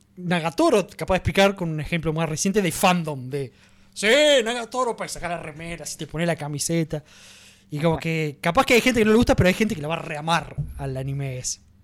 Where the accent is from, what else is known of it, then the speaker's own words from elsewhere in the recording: Argentina; a nosotros directamente, a los argentinos